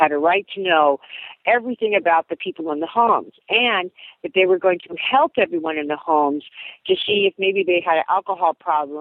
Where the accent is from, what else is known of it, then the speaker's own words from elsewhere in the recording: United States; also born or lived in Seattle; now in Alaska, United States; for me as an American